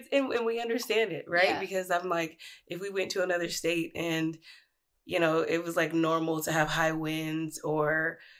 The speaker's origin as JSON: {"language": "English", "region": "California", "country": "United States", "moved": "yes", "lives_now": "Washington, United States", "said": "I'm from California."}